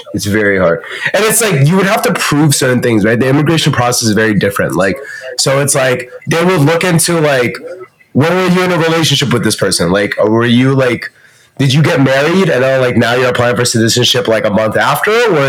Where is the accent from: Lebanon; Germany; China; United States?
China; born there; I was born in China. I have a Canadian citizenship.